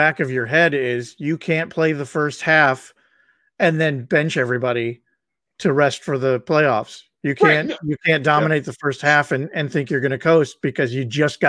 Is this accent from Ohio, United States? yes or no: yes; Cleveland, Ohio, United States; I'm from the Cleveland area too.